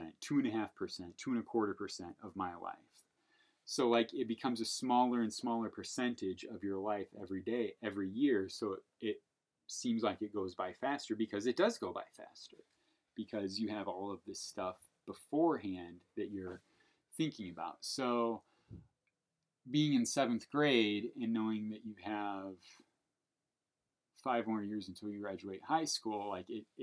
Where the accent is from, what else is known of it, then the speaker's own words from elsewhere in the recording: Portage, United States; We grew up in Portage